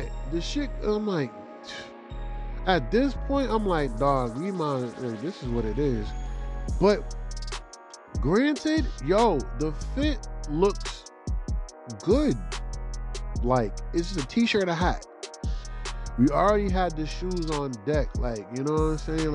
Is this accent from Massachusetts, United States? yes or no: yes; Boston, Massachusetts, United States; I'm from Boston or I'm from the area